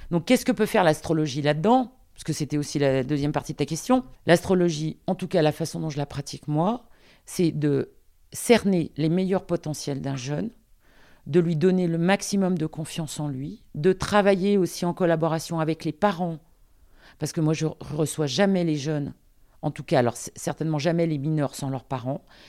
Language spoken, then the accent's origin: French; Lyon, Auvergne-Rhône-Alpes, France; also born or lived in Paris; je suis lyonnaise